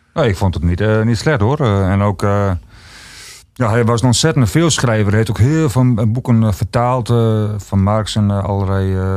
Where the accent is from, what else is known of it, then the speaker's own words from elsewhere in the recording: Ruisterveen, Friesland, Netherlands; ik kom zelf uit Ruisterveen en dat was vroeger een hele arme streek